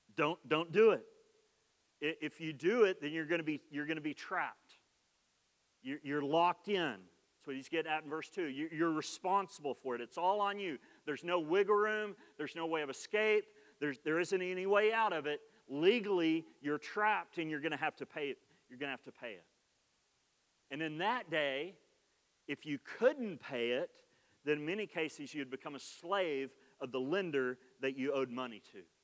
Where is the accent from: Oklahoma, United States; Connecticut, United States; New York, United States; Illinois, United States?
Oklahoma, United States; accent: Oklahoma; my Oklahoma accent